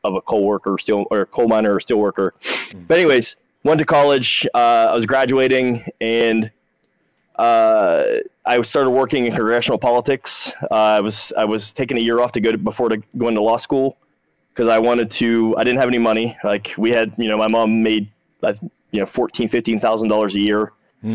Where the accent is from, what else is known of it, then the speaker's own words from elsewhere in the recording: Shadyside, Ohio, United States; moved away; I graduated with 40 people in a little village called Shadyside